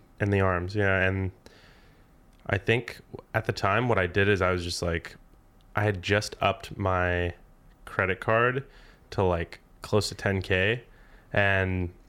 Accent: Tucson, Arizona, United States; born there; also born or lived in North Carolina / England / Alaska / New Mexico; I was born in Tucson, Arizona, but I've moved everywhere. I've lived in North Carolina a couple times, England for a bit, Alaska a couple times, New Mexico, California, Arizona, Missouri.

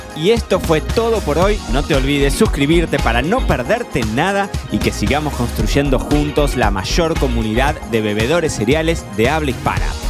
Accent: Carlos Casares, Buenos Aires Province, Argentina; Yo me crié en Casares. Casares es un pueblo de 15.000 habitantes.

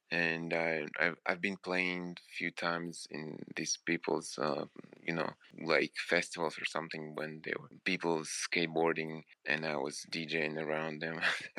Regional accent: Moscow Oblast, Russia; Yeah, in Russia, near Moscow.

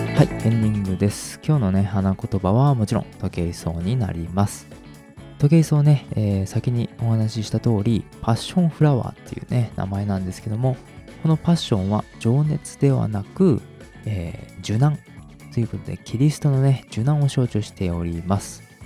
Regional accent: Hiroshima, Japan; うち広島です

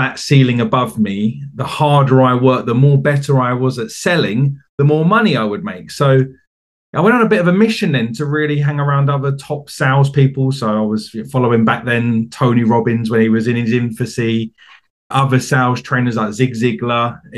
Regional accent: Essex, East of England, United Kingdom; moved away; as you might be able to tell from my accent, I'm from the UK. I'm from a county called Essex, which is just outside of London. And I grew up in England.

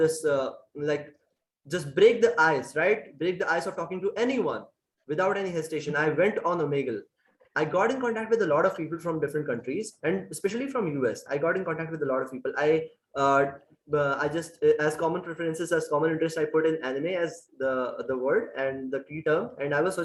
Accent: India; I'm from India

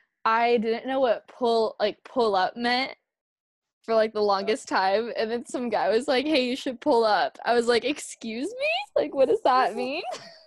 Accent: California, United States; you can tell, like, when I speak that I come from California

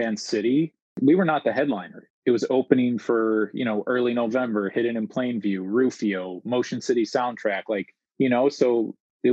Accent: Chicago, Illinois, United States; born and raised in Chicago

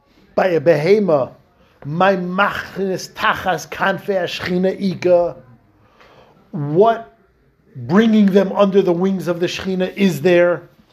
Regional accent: Hungary; I'm from Hungary.

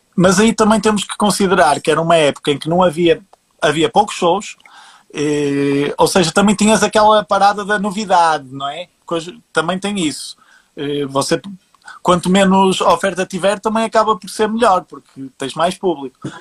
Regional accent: Portugal; eu sendo português, a, a, a, o meu networking aqui acaba por ser mais portugueses

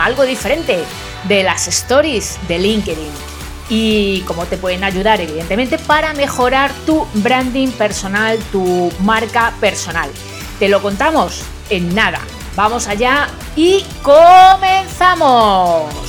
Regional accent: Madrid, Community of Madrid, Spain; los madrileños pronunciamos fatal

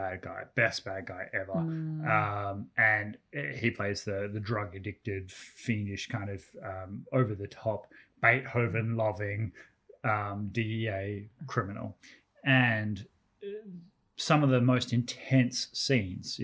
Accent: Australia; as an Australian

